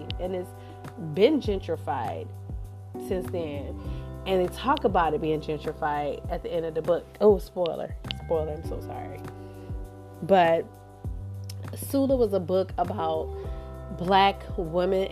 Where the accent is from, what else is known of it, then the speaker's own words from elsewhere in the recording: Cleveland, Ohio, United States; also born or lived in Houston, Texas; I'm a Cleveland girl. I was raised in Cleveland, born in Houston, raised in Cleveland.